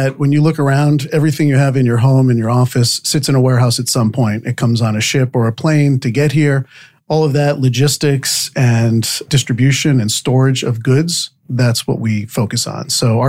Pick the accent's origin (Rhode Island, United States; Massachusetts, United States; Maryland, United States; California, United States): Rhode Island, United States; moved away as an adult; also born or lived in Vermont; now in South Florida, United States; So I grew up in Rhode Island and went to college at the University of Vermont.